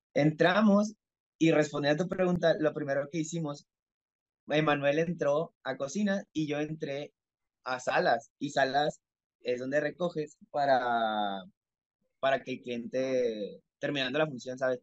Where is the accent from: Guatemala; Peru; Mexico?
Mexico; soy mexicano, tengo 20 años de edad